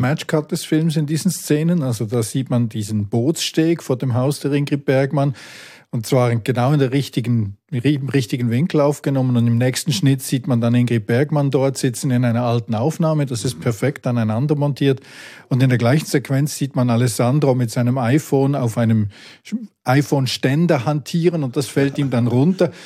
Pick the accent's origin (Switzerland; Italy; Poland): Switzerland; village near Sissach, Basel-Landschaft; Ich bin im Nachbardorf aufgewachsen